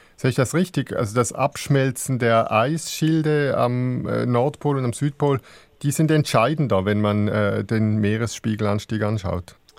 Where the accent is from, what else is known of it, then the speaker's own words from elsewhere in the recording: Switzerland; bei uns in der Schweiz